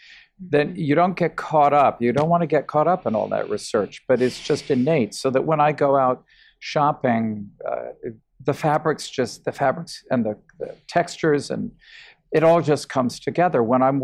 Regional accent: New York, United States; I don't say I'm a New Yorker and this is the way we do it in New York.

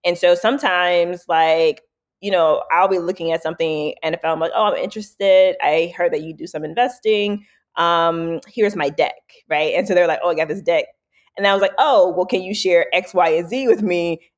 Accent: the South, United States; I gave a talk, right, on our all hands about me growing up in the South, right, and dealing with racism, et cetera.

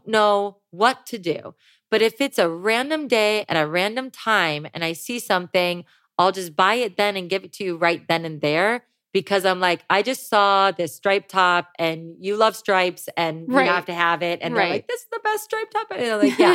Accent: Ohio, United States; now in Los Angeles, United States; I grew up in Ohio

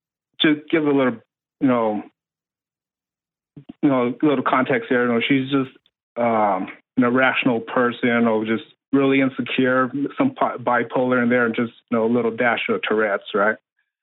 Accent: West Coast, United States; No, I was in the Navy, so I moved around a lot. So actually, I grew up mostly on the West Coast, different states.

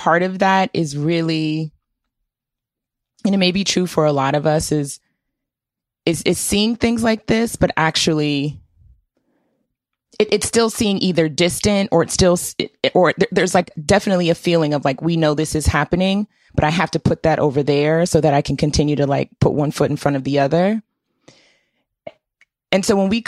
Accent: Washington, District of Columbia, United States; I grew up in Washington, D.C.

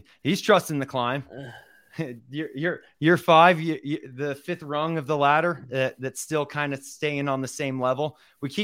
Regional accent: Northern Virginia, United States; moved away as an adult; now in Morgantown, United States; I grew up together in Northern Virginia

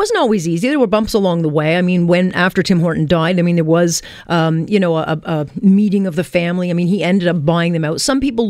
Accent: Hamilton, Ontario, Canada; I grew up in Hamilton

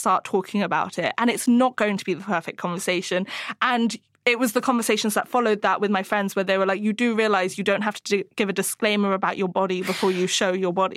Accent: Hong Kong; moved away; I grew up in Hong Kong

